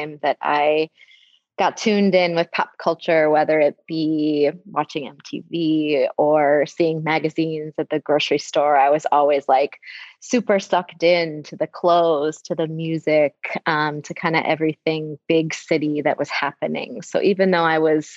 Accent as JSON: {"language": "English", "region": "Wisconsin", "country": "United States", "tie": "born or raised there", "also_born_or_lived": "Bay Area, California", "moved": "as an adult", "lives_now": "San Francisco Bay Area, United States", "said": "I grew up in Wisconsin in a really small town"}